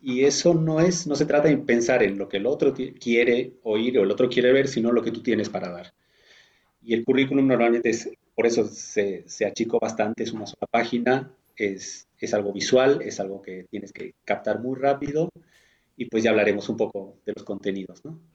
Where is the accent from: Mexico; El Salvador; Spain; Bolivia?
Bolivia; moved away as an adult; now in Berlin, Germany; soy de Bolivia, vivo hace 21 años en Berlín